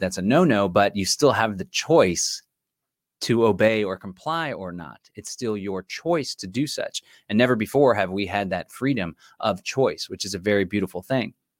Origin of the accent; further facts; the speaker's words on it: Austin, Texas, United States; here in the city of Austin, my hometown